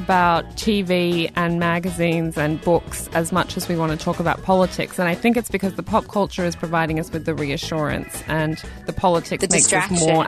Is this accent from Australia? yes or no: yes; Australia; now in Washington, D.C., United States; I'm an Australian journalist living in Washington, D.C.